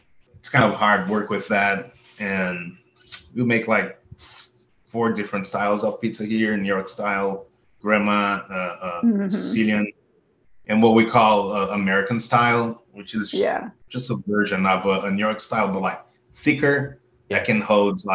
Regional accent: Brazil; moved away as an adult; also born or lived in San Francisco Bay Area, United States; now in Austin, United States; So I was born and raised in Brazil. I moved here in the Bay Area when I was 20 years old, 2005

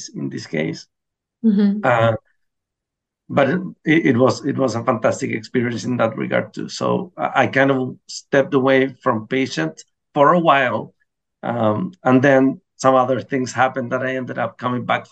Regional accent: Chile; first language Spanish; English is a second language; also born or lived in Baltimore, United States; I left Hopkins to come back to my home country

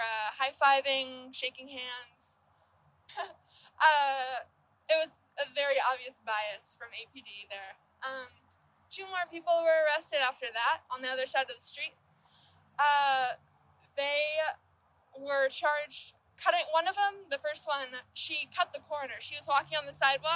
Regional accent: Austin, Texas, United States; I am from Austin, born and raised

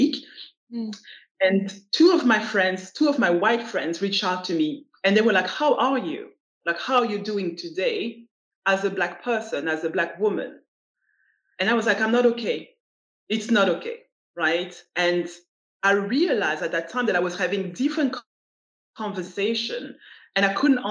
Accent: Belgium; moved away as an adult; also born or lived in United States / United Kingdom; I was born in Belgium, grew up in Belgium, but I traveled all across the globe. I lived in the US, I lived in the UK

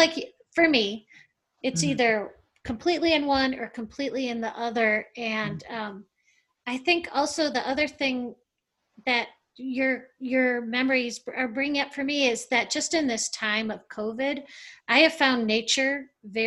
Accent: Detroit, Michigan, United States; I grew up in Detroit, and my parents had property out in a rural area.

